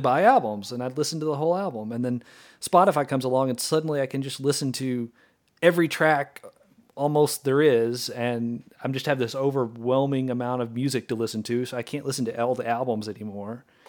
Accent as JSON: {"language": "English", "region": "Arkansas", "country": "United States", "said": "a band from Central Arkansas, so they're my home state band"}